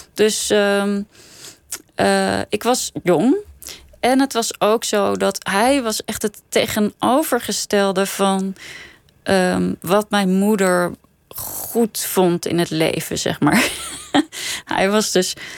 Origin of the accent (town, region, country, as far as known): Netherlands; born or raised there; also born or lived in Copenhagen, Denmark / Sweden / Scheveningen, Netherlands